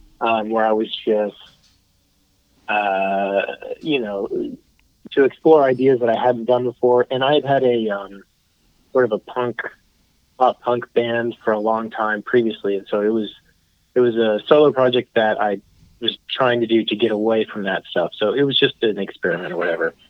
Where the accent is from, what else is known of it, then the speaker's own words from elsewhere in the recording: Fort Worth, Texas, United States; also born or lived in Dallas; I've born and raised in Fort Worth, and lived around this area most of my life